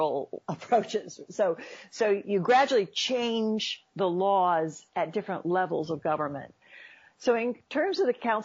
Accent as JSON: {"language": "English", "region": "Oklahoma", "country": "United States", "tie": "born or raised there", "moved": "yes", "said": "I grew up in this part of the country. My home state is Oklahoma"}